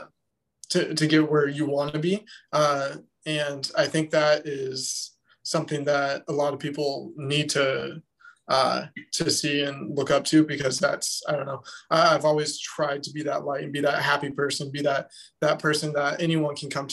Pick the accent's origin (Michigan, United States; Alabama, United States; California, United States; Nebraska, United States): Nebraska, United States; Lincoln; moved away as an adult; now in Chicago, United States; I'm originally from Lincoln, Nebraska. Moved up here to Chicago about 3 years ago now